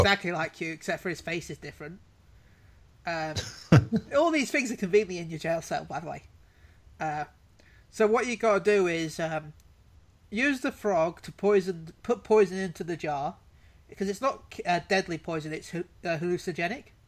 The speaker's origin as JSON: {"language": "English", "country": "United Kingdom", "said": "I'm British"}